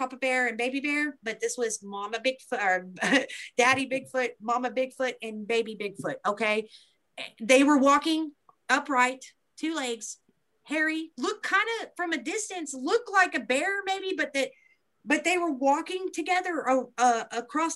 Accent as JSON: {"language": "English", "area": "Beebe", "region": "central Arkansas", "country": "United States", "tie": "born or raised there", "said": "this is in my hometown"}